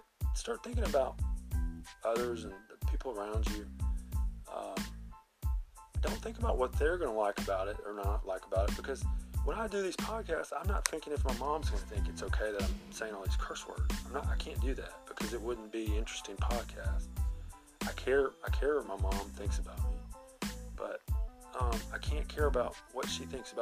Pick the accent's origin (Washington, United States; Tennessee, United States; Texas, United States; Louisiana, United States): Tennessee, United States; Memphis; I'm from Memphis